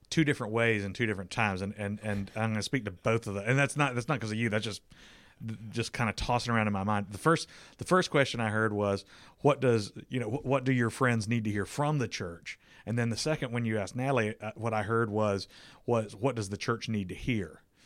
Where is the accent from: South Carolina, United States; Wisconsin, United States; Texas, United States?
South Carolina, United States; moved away; I'm from South Carolina. I was living there at the time.